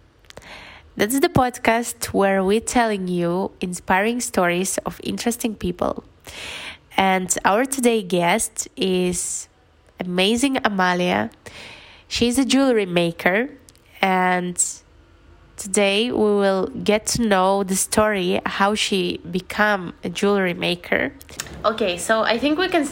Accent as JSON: {"language": "English", "country": "Belarus", "also_born_or_lived": "Eskişehir, Turkey", "moved": "yes", "lives_now": "Poland", "said": "I'm from Belarus"}